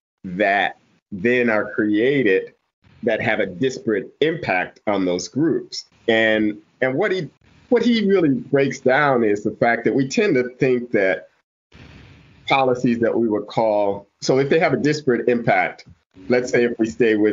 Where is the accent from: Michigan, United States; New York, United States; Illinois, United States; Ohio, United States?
Ohio, United States; Toledo; I'm from Toledo.